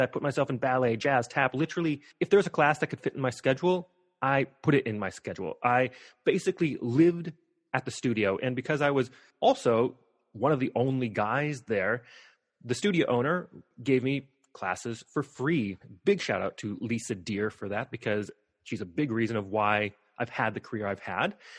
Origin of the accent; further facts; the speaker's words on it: Missoula, Montana, United States; I grew up in Missoula, Montana.